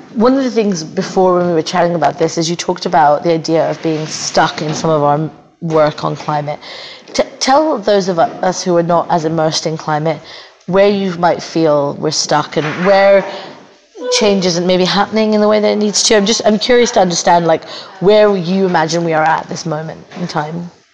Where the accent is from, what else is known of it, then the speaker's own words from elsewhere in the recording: Australia; now in New Zealand; I'm Australian, but I live in New Zealand.